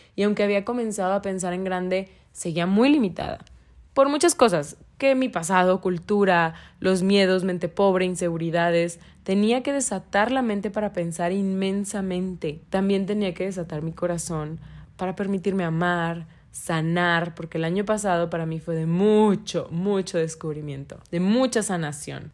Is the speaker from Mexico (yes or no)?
yes; Monterrey, Nuevo León, Mexico; yo soy de Monterrey